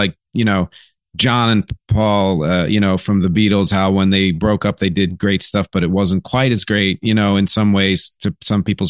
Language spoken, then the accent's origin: English; Philadelphia, Pennsylvania, United States; moved away; I'm originally from Philly